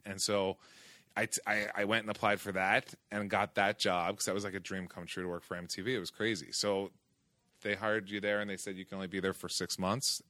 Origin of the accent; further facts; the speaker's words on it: outside of Philadelphia, New Jersey, United States; moved away; I grew up in, in, outside of Philadelphia, in South Jersey.